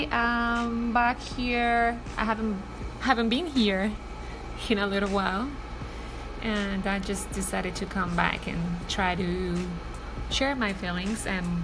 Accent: Colombia; especially that I'm not from here, I'm from Colombia.

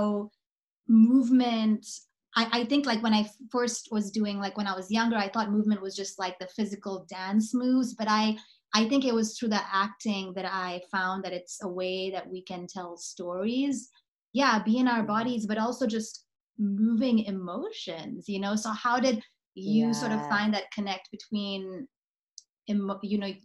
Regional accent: South Africa; I'm from South Africa

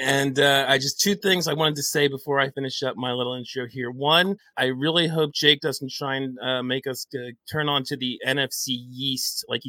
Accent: Philadelphia, Pennsylvania, United States; I've been born and raised in Philly my entire life. My dad was a big Eagles fan. That didn't turn me off or on to it. I was born into it, lived through this, started with the Buddy Ryan era, basically. I was born in the late 70s.

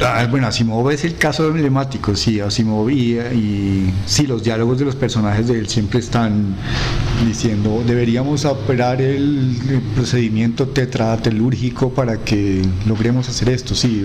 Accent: Colombia; nosotros somos cachacos

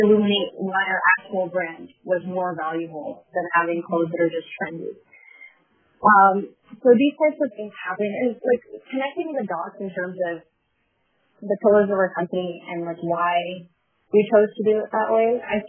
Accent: Canada; So for me as a Canadian, it would be good for me to know if Shopify is doing things differently

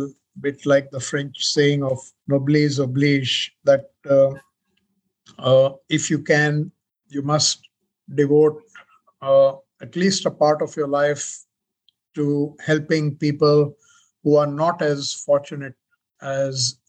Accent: Mumbai, Maharashtra, India; moved away as an adult; now in Australia; I was born in Bombay

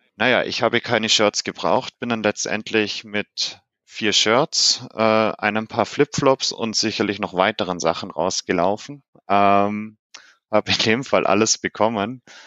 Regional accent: Germany; bei uns in Deutschland

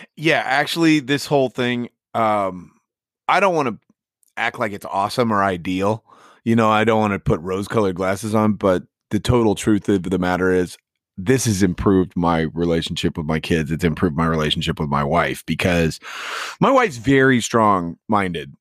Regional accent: Midwest, United States; now in California, United States; I'm never going back to the Midwest.

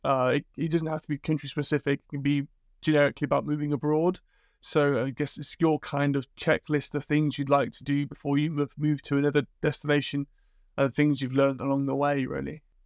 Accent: Liverpool, North West England, United Kingdom; moved away; also born or lived in Sweden; growing up in Liverpool

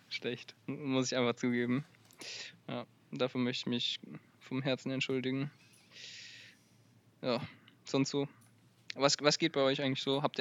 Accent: Wiesbaden, Hesse, Germany; born there; Marcel, ich bin aber nicht in Itstein geboren.

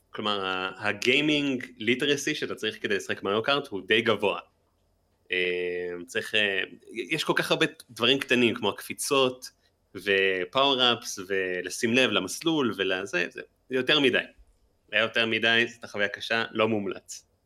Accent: Jerusalem, Jerusalem District, Israel; moved away; אני גם ירושלמי במקור

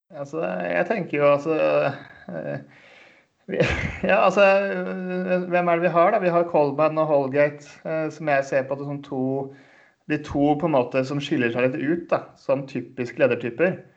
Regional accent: Eastern Norway, Norway; Nå er jeg østlending

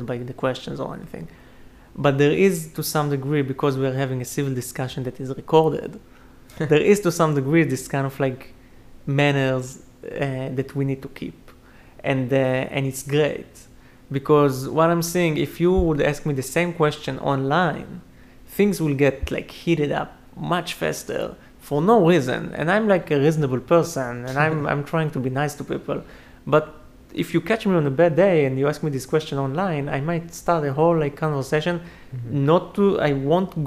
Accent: Israel; moved away as an adult; now in United States; I'm from Israel.

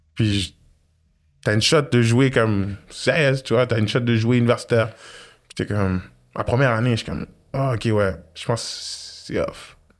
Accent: Quebec, Canada; je suis québécois, canadien

